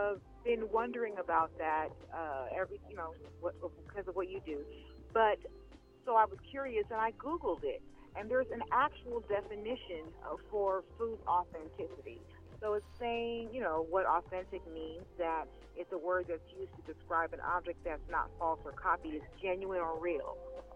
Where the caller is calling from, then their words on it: Los Angeles, California, United States; Calling from Los Angeles, California.